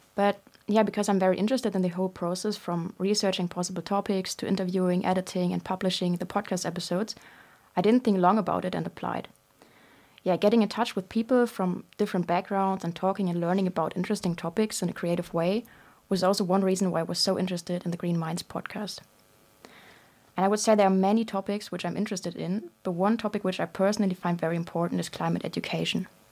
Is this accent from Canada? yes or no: no; Germany; moved away as an adult; now in London, United Kingdom; I'm from Germany, and I'm twenty-two years old.